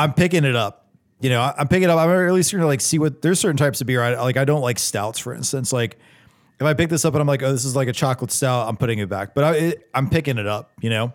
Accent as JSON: {"language": "English", "town": "North Charleston", "region": "South Carolina", "country": "United States", "tie": "born or raised there", "said": "I was born in North Charleston"}